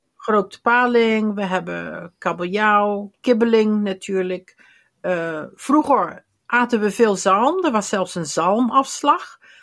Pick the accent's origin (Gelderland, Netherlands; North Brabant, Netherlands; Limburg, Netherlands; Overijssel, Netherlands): Limburg, Netherlands; bij ons in Limburg